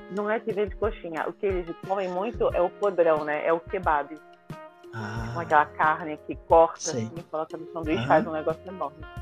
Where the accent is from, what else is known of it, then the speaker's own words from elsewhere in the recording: Rio de Janeiro, Brazil; moved away as an adult; also born or lived in Ireland; now in French Guiana; Eu vim da favela do Rio de Janeiro, do, do centro do Rio lá mesmo